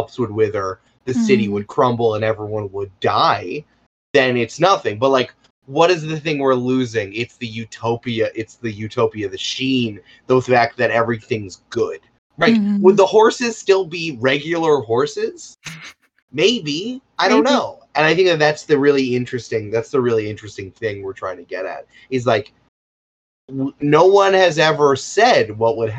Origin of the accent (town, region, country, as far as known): United States